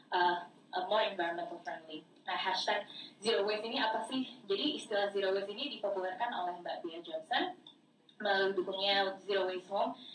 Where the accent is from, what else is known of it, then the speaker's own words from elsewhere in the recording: Jakarta, Indonesia; accent: Jaksel; karena uh, eh, anak jaksel